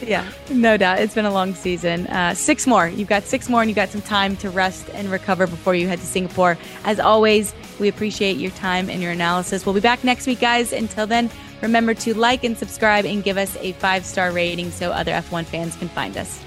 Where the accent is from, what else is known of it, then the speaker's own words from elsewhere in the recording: United States; as an American